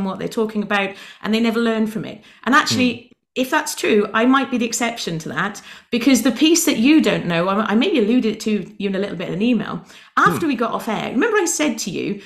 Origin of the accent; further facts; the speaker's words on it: United Kingdom; I'm British